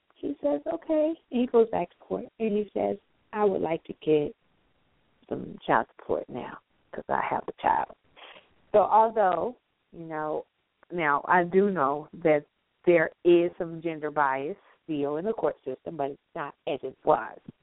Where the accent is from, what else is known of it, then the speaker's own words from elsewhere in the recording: the South, United States; accent: southern; I'm southern and my accent is a lot stronger sometimes with certain words